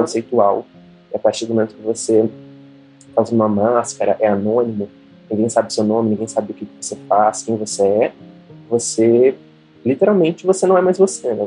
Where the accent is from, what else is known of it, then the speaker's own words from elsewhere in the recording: Brazil; A gente, como brasileiro